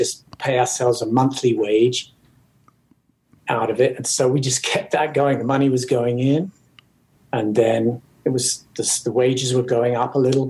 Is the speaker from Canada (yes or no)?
no; England, United Kingdom; now in United States; as English